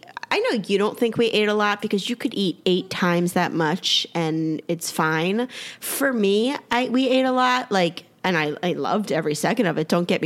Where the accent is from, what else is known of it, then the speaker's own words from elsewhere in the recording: Trenton, New Jersey, United States; I really am from Trenton